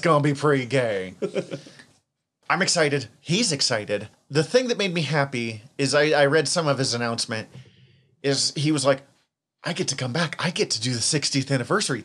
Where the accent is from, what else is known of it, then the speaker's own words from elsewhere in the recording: Western Montana, United States; accent: Western Montana; my Western Montana accent